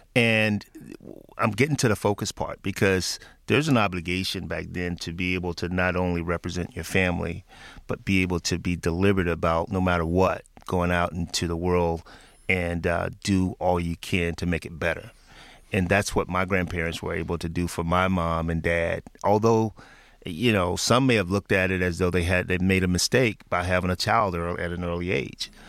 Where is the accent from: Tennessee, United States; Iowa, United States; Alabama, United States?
Tennessee, United States; Memphis; moved away; back in my hometown of Memphis, Tennessee